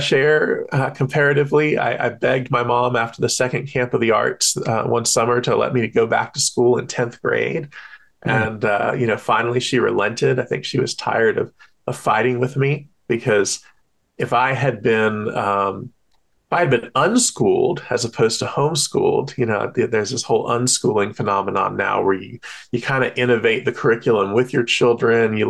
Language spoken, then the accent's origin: English; American South, United States; I grew up in the God-haunted, Christ-obsessed American South